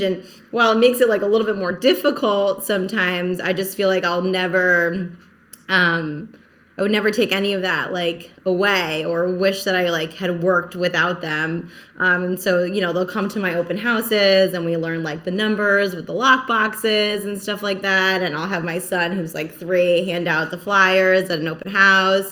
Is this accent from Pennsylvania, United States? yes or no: no; New Jersey, United States; also born or lived in Philadelphia; now in Rhode Island, United States; so I live in Rhode Island right now, but I'm originally from Jersey, Jersey girl forever.